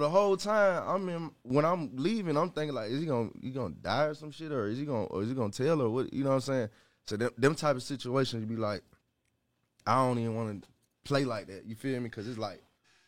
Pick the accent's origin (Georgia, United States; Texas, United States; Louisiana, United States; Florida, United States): Georgia, United States; Stone Mountain; also born or lived in Gwinnett / Atlanta; I'm from Stone Mountain